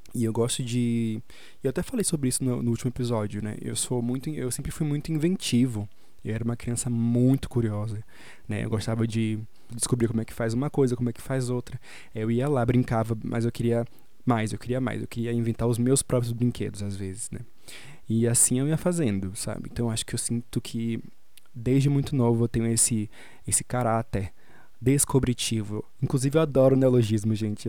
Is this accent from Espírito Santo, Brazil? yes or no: no; Salvador, Bahia, Brazil; moved away as an adult; now in São Paulo, Brazil; eu sou de Salvador